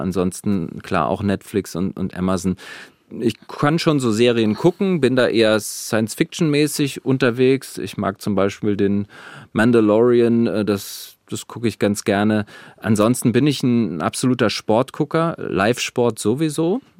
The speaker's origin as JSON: {"language": "German", "area": "Volcanic Eifel", "region": "Rhineland-Palatinate", "country": "Germany", "tie": "born or raised there", "moved": "yes", "lives_now": "Wiesbaden, Germany", "said": "das ist meine Heimat, dazu stehe ich und es ist sehr ländlich. Ich bin Landei"}